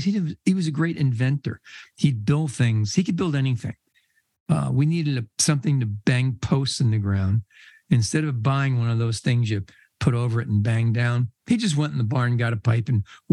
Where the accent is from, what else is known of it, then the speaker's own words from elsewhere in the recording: Red Bank, New Jersey, United States; when I was a kid, I grew up in Red Bank, New Jersey